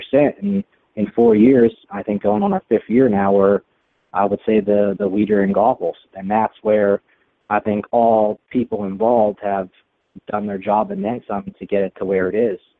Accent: Pennsylvania, United States; moved away; I'm originally from the East Coast, from Pennsylvania.

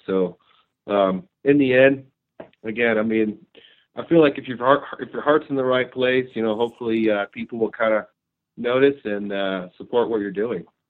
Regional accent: Ohio, United States; moved away as an adult; also born or lived in Europe; now in Idaho, United States; I grew up in Ohio

